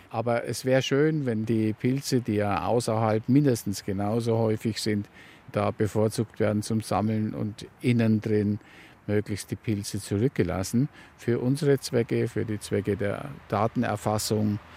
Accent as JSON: {"language": "German", "town": "Waldsassen", "region": "Bavaria", "country": "Germany", "tie": "born or raised there", "lives_now": "Kist, Germany", "said": "aufgewachsen bin ich in Waldsassen, ganz im Norden der Oberpfalz, Landkreis Tirschenreuth."}